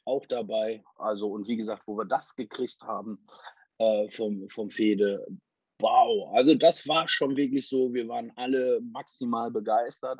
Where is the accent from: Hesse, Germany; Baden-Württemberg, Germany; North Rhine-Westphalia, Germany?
North Rhine-Westphalia, Germany; Essen; moved away as an adult; now in Wilhelmshaven, Germany; In Essen, ich bin in Essen groß geworden